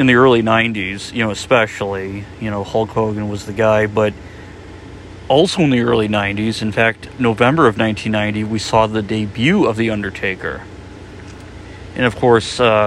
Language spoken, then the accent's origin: English; Chicago, Illinois, United States; my hometown of Chicago